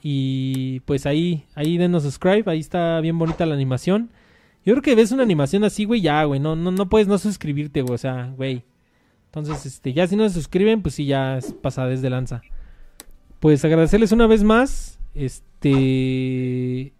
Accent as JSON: {"language": "Spanish", "region": "Mexico City", "country": "Mexico", "said": "nosotros somos de aquí de la Ciudad de México"}